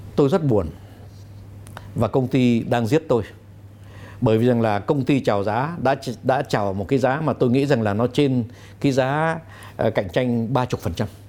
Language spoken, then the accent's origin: Vietnamese; Vietnam; moved away; also born or lived in France; tôi cũng cảm nhận tôi là người Việt Nam